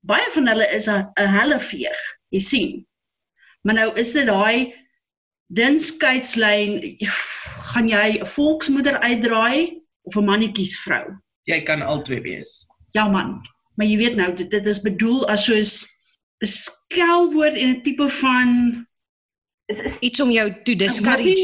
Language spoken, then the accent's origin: Afrikaans; Free State, South Africa; ek weet nou nie maar waar ek in die Vrystaat groot geword het.